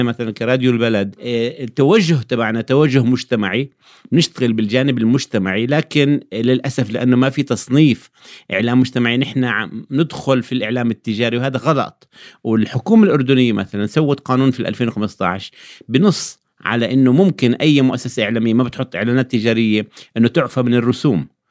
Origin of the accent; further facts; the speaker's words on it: Jordan; عندنا في الأردن